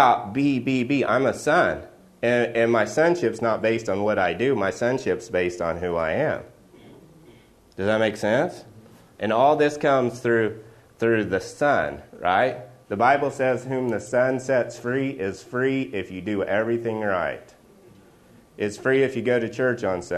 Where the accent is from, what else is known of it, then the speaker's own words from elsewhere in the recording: Oklahoma, United States; I'm from Oklahoma.